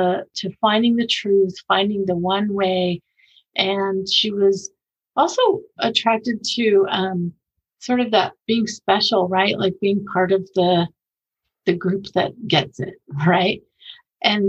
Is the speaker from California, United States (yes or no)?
yes; Bay Area, California, United States; moved away as an adult; also born or lived in Japan; now in Utah County, United States; I grew up in California, so in the Bay Area, moved here after I was married